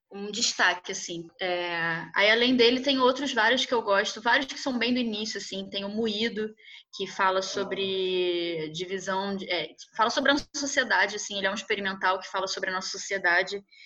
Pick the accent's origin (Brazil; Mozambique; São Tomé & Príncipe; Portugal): Brazil; nós, enquanto brasileiros